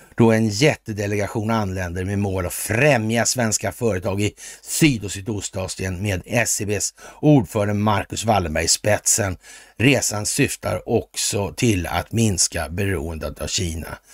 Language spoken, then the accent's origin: Swedish; Sweden; vi är svenskar